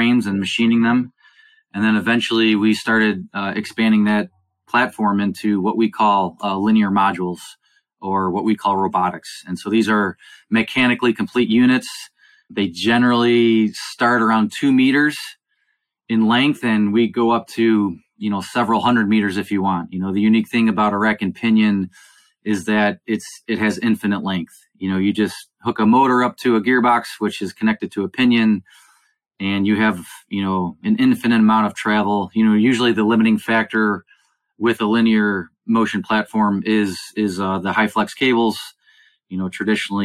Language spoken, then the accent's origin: English; Cleveland, Ohio, United States; I was born and raised in Cleveland, Ohio. So I am a Buckeye.